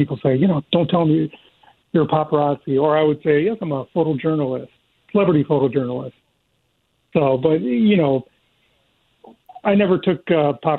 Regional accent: Michigan, United States; moved away as an adult; now in California, United States; I'm originally from Michigan

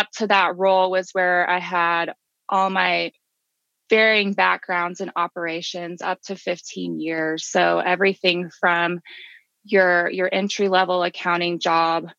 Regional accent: Kansas, United States; now in Georgia, United States; my home state is Kansas

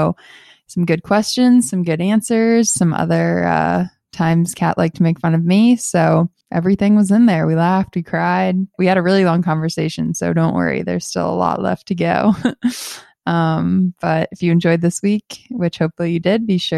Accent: Boston, Massachusetts, United States; I grew up in Boston

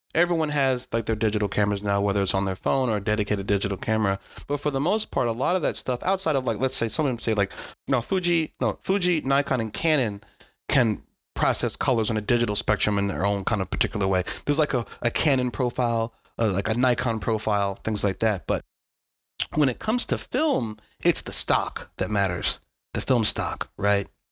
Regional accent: United States; I was a dude from America.

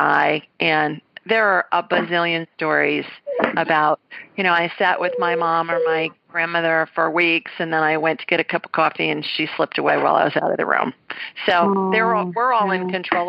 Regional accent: Columbus, Ohio, United States; I'm from Columbus, Ohio, and I graduated from the Ohio State University

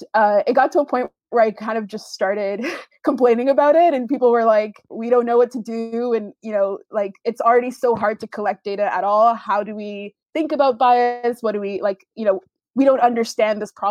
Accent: Canada; I'm Canadian

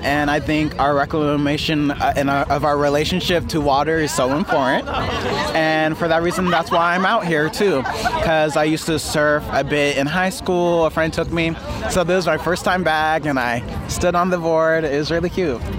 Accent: Los Angeles, California, United States; I'm born and raised here in LA, sixth generation

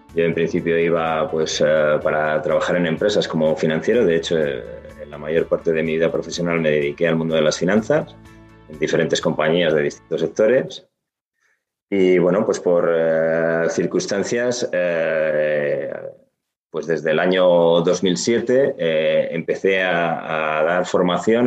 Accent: Gijón, Asturias, Spain; yo que soy asturiano, que soy de Gijón

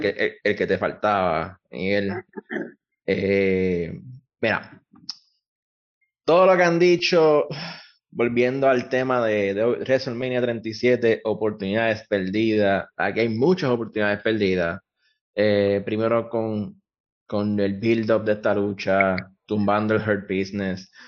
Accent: Puerto Rico

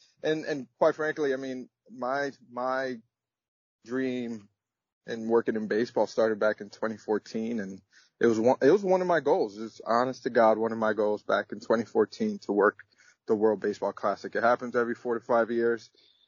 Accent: United States; As much as I am American, I am also my mother's culture, and my father's culture, which is Dominican.

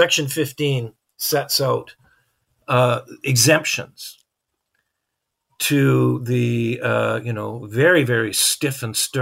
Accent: Canada; as a Canadian

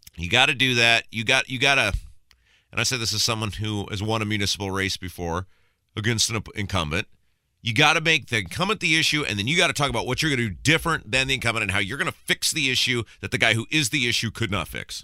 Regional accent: Brownsburg, Indiana, United States; my hometown of Brownsburg

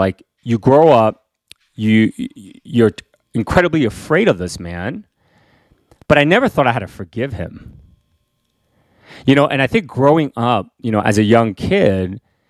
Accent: Queens, New York, United States; And so, you know, so I grew up in Queens, and so I still remember moments when, you know, we would go to, because, you know, my parents couldn't leave us at home, so we would go to their friends' parties

